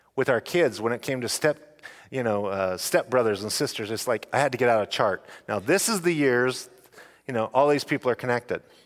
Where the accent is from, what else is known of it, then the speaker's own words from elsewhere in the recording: Snake River Valley, Idaho, United States; I come from the Snake River, River Valley in Idaho